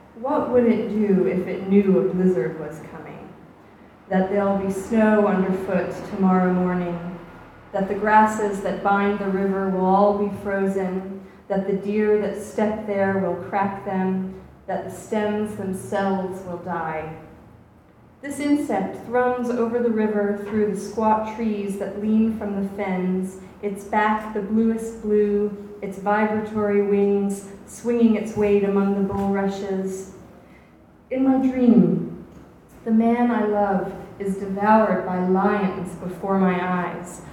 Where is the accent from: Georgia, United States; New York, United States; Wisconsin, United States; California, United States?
Georgia, United States; Atlanta; now in Oxford, United Kingdom; I grew up in Atlanta